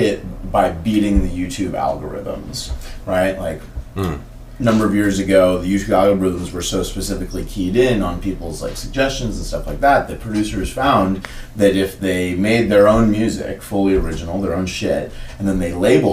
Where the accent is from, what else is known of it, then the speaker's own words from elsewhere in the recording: Oakland, California, United States; what I grew up around in Oakland